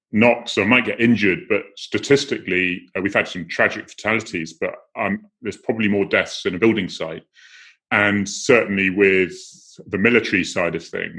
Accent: Cornwall, South West England, United Kingdom; moved away as an adult; we've been in Cornwall for 100 years. So I'm able to give a lot of jokes about that because I am Cornish

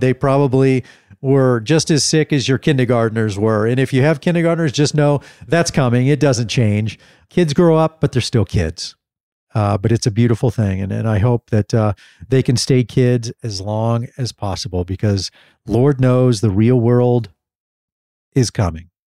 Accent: Dallas, Texas, United States; growing up in, uh, in Dallas, Texas

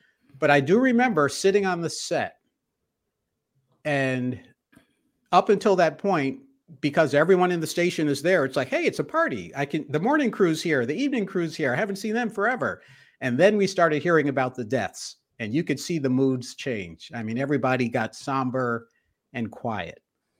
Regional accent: the North, United States; I grew up in the North, went to Cornell undergrad, so Snow Belt

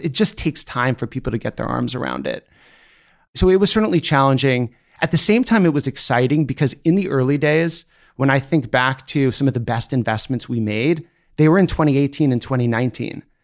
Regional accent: Seattle, Washington, United States; I grew up in Seattle, Washington

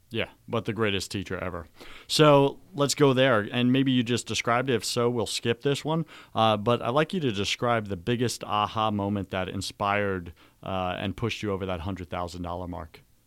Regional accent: New York, United States; we're both Greek. We're both from New York

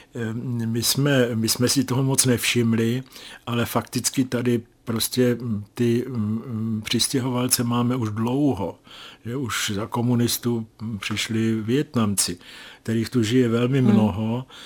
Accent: Czechia; jsem z Česka.

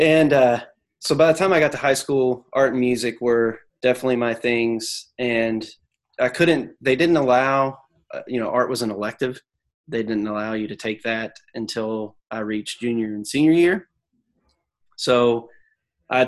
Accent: Kentucky, United States; I grew up in Kentucky

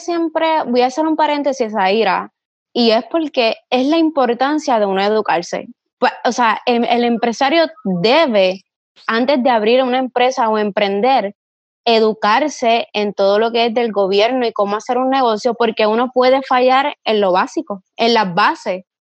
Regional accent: Ponce, Puerto Rico; soy de Ponce, Puerto Rico, mi negocio se encuentra ubicado en casco urbano

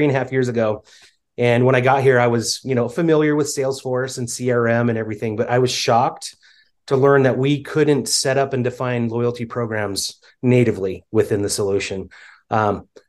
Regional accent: Spokane, Washington, United States; now in Utah, United States; I grew up in the Pacific Northwest in Spokane, Washington area. I currently live in Utah

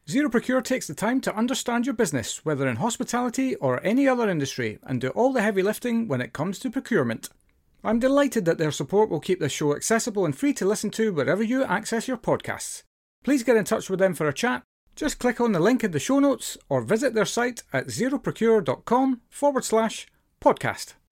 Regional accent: United Kingdom; I can't, I, honestly, I'm so British, it's unbelievable.

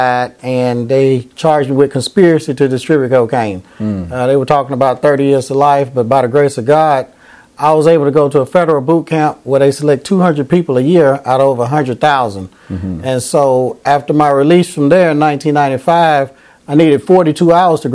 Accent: Nashville, Tennessee, United States; I'm from Nashville, Tennessee. I graduated from Hunters Lane High School

